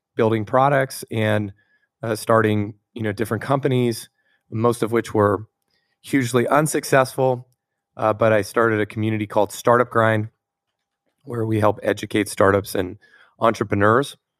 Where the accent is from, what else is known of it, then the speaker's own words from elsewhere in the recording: Tampa, Florida, United States; now in Palo Alto, United States; I grew up in Tampa, Florida